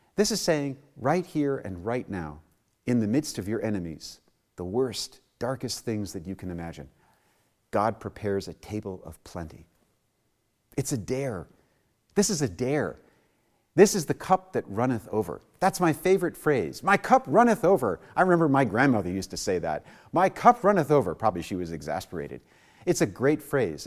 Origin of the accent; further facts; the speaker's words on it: New York City, New York, United States; I was born and raised in New York City